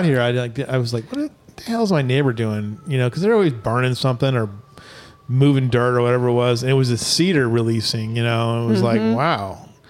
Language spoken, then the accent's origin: English; Hemet, California, United States; now in Kerrville, United States; the shooter actually was from my hometown